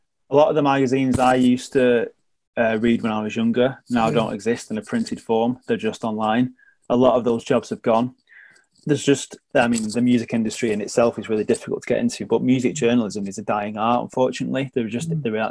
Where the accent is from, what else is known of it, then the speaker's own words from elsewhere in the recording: Manchester, North West England, United Kingdom; I'm a journalist at ITV Granada Reports, and I'm from Manchester.